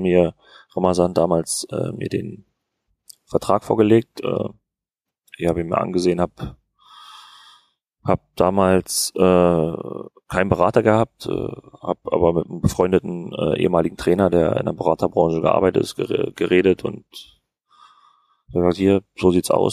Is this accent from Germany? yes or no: yes; Berlin, Germany; moved away as an adult; now in Fürth, Germany; weil ich bin jetzt auch nicht direkt am Ku, äh, am Kudamm aufgewachsen oder in Charlottenburg, wo, wo jetzt jeden Tag Halligalli ist, äh, sondern in Hohenschönhausen